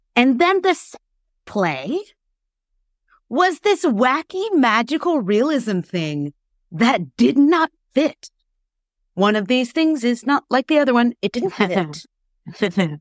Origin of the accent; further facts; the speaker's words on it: Florida, United States; moved away as an adult; also born or lived in South Korea; now in Canada; I'm originally from the States. I'm from Florida. And, you know, growing up in the States